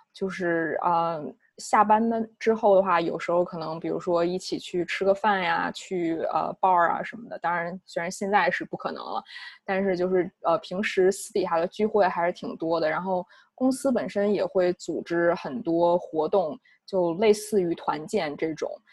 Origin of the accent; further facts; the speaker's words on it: China; moved away as an adult; now in United States; 我们，呃，中国籍的话